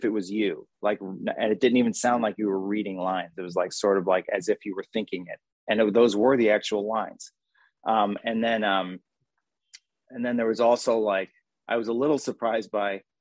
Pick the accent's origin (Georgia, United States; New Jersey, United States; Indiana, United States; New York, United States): New Jersey, United States; accent: Jersey; my Jersey accent